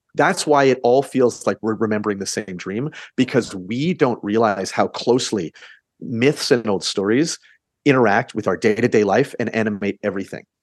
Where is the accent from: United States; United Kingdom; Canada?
Canada; we're Canadian